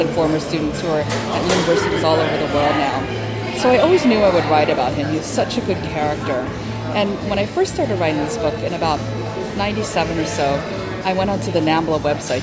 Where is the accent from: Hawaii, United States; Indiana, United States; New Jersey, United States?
Hawaii, United States; I'm from Hawaii